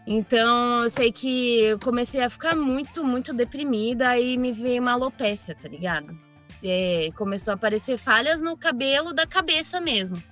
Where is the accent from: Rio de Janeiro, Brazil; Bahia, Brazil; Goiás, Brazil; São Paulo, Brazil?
São Paulo, Brazil; Osasco; also born or lived in Bauru; Eu nasci em Osasco, nunca é, eu morei um ano só em Bauru